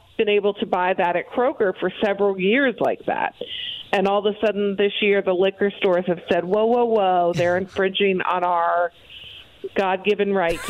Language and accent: English; Ohio, United States; I came from Ohio where you could literally drive through a store.